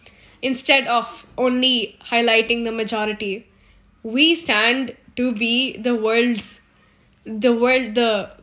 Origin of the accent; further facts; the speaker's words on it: Pune, Maharashtra, India; I have spent my childhood all over India, but most of it was in Pune, Maharashtra. So, I grew up in Maharashtra.